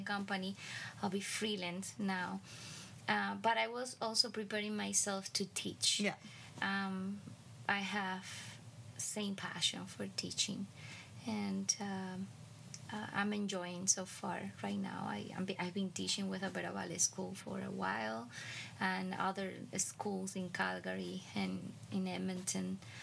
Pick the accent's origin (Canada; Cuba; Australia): Cuba; moved away as an adult; now in United States; growing up in Cuba and then moving to the United States